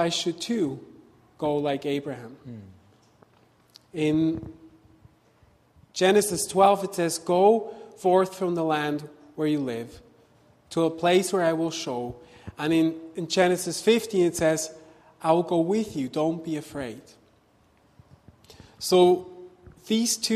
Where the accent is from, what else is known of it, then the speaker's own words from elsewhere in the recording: Switzerland; moved away as an adult; also born or lived in Vancouver, Canada; we left Vancouver to go back to my home country, to Switzerland